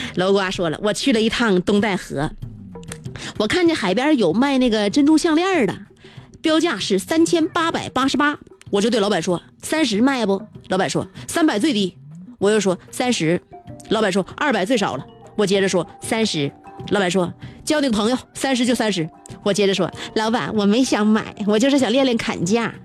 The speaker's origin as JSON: {"language": "Chinese", "region": "Northeast China", "country": "China", "accent": "Northeastern", "said": "用我们东北话来讲就是一个字儿"}